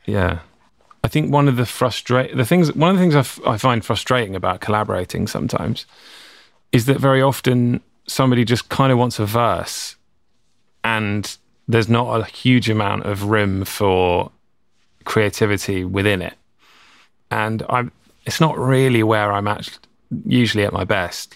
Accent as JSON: {"language": "English", "region": "England", "country": "United Kingdom", "tie": "born or raised there", "moved": "as an adult", "lives_now": "California, United States", "said": "being English, growing up, we learned to speak a certain way"}